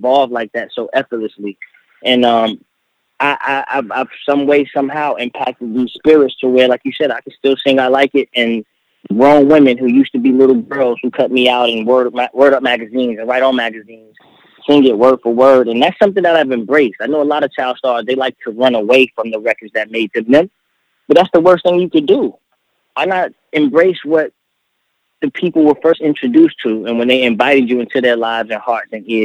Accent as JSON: {"language": "English", "town": "Miami", "region": "Florida", "country": "United States", "tie": "born or raised there", "also_born_or_lived": "Fort Lauderdale / Tampa", "said": "I didn't know Miami, and I was raised there for like 5-6 years."}